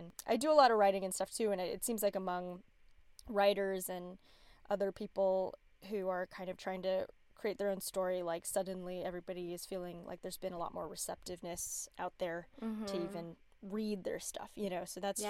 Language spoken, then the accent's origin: English; La Quinta, California, United States; I grew up in La Quinta, which is like a suburb in LA, outside of LA kind of, and it was like 30% Asian, I think, in the high school.